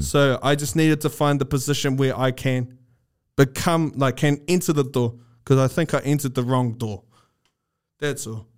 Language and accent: English; New Zealand; New Zealand, Maori, our languages is influenced by the Austro-Polynesian language family